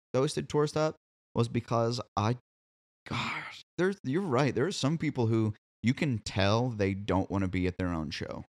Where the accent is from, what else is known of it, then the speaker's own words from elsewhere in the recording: Columbia, Missouri, United States; moved away as an adult; now in Nashville, United States; I grew up in Columbia, Missouri